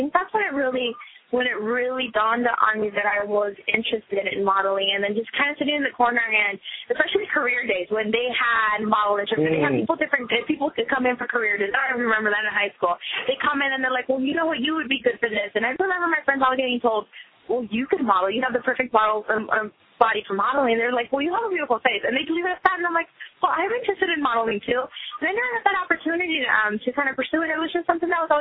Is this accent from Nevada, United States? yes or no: yes; Las Vegas, Nevada, United States; also born or lived in Riverside, California; I am actually from California, and when I was younger, I moved down to Las Vegas with my family